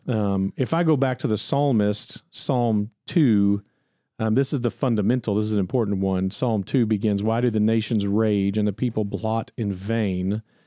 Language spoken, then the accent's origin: English; United States; as an American